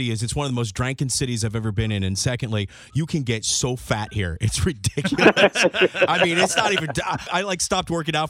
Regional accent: Hendersonville, Tennessee, United States; I grew up in Hendersonville

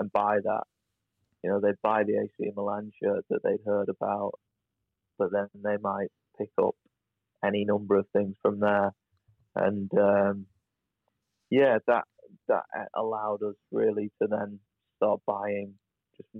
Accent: United Kingdom; we're British.

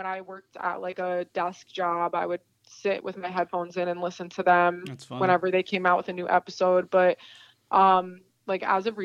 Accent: Jackson, New Jersey, United States; my hometown where I live

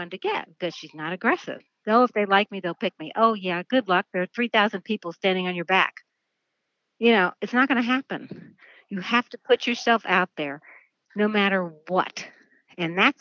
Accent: New York City, New York, United States; I grew up in New York City and as a dancer

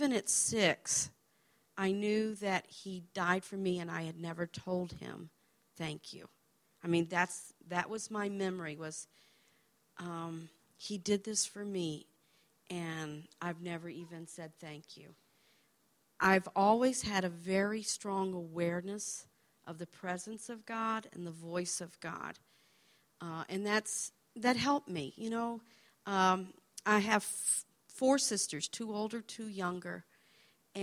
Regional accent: Arkansas, United States; also born or lived in Massachusetts; That year, we moved to Arkansas from Massachusetts, and became involved in a Pentecostal church, grew up

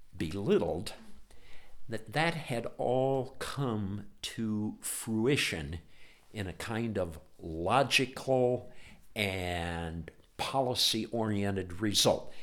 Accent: Ohio, United States; I grew up in Ohio

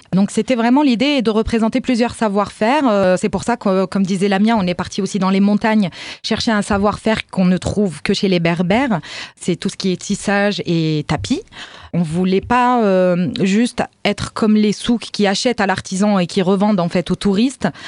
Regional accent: Morocco; en tant que marocaine

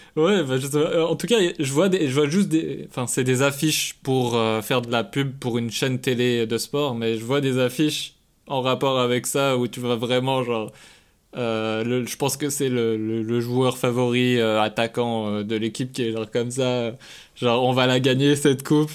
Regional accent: Switzerland; moved away as an adult; also born or lived in Quebec; je suis suisse

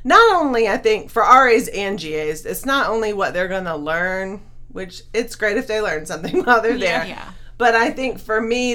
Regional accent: Summerville, South Carolina, United States; moved away; also born or lived in Charleston, South Carolina; I'm originally from Somerville, South Carolina. It used to be a small town

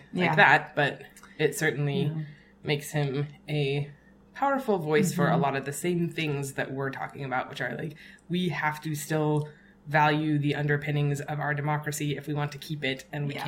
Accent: South Africa; my family is, we're South African

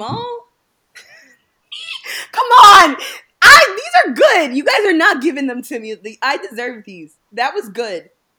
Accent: New Jersey, United States; I'm from New Jersey

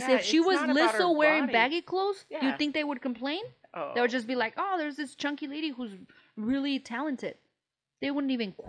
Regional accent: New York, United States; accent: New York; because we're from New York. It's a stupid-ass accent, stupid-ass fucking commentary.

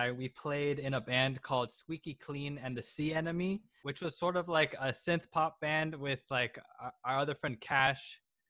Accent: San Francisco Bay Area, California, United States; I grew up in the San Francisco Bay Area.

